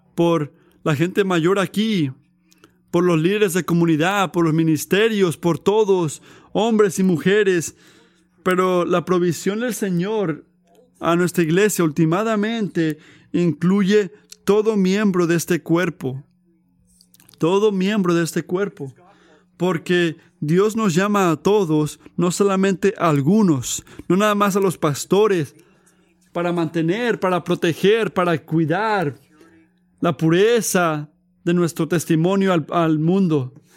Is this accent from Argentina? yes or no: no; United States; como, americanos